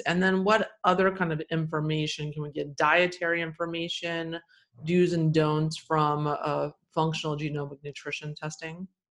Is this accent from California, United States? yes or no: no; Texas, United States; I grew up in Texas